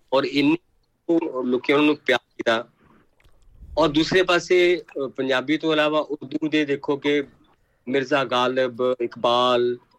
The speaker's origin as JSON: {"language": "Punjabi", "town": "Patar Kalan", "region": "Punjab", "country": "India", "tie": "born or raised there", "said": "ਸਾਡੇ ਪਿੰਡ ਪੱਤਰ ਕਲਾਂ"}